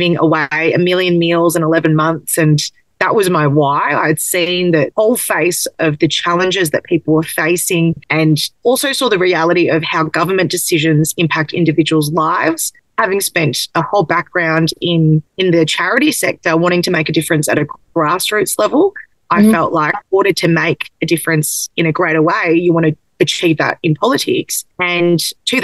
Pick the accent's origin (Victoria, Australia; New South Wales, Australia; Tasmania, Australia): Victoria, Australia; Melbourne; I grew up in Blackburn North, one street away from the electorate of Warrandyte